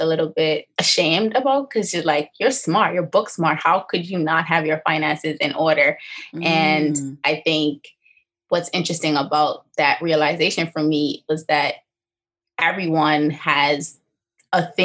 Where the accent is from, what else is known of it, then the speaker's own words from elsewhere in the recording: Bermuda; born and raised here in Bermuda, I spent most of my life on the east end of the island between St. George's, St. David's, and Crawl Bay, Hamilton Parish